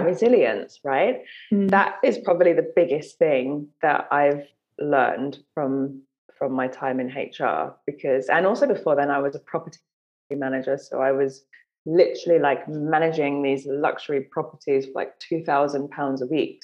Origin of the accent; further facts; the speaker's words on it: London, United Kingdom; I grew up in London